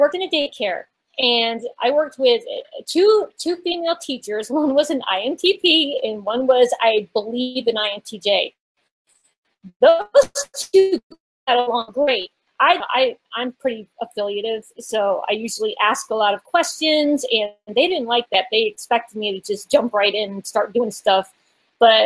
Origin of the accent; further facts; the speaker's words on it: Connecticut, United States; also born or lived in Massachusetts / Virginia; now in Huntsville, United States; I was born and raised in New England, born in Massachusetts, grew up in Connecticut, and now I live in the deep south of Alabama